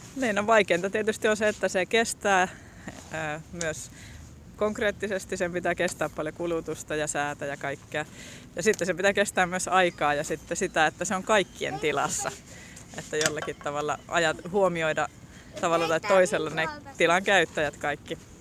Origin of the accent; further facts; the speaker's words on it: northern Finland, Finland; me itse ollaan pohjoissuomalaisia